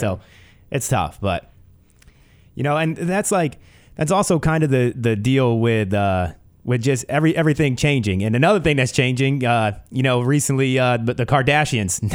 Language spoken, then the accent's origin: English; New Jersey, United States; moved away; I grew up on the East Coast. I never was a, I, I would never definitely call myself a New Yorker, always lived in New Jersey